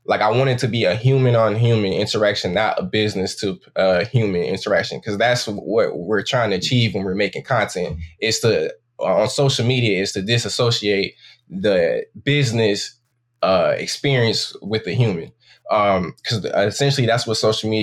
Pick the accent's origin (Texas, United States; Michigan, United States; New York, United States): Michigan, United States; Saginaw; I'm from Saginaw, Michigan, and I'm 24 years old.